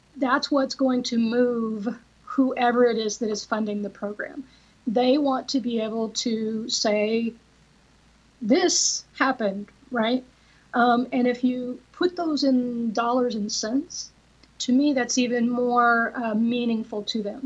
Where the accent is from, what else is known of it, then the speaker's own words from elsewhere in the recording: Oregon, United States; now in Texas, United States; I'm originally from Oregon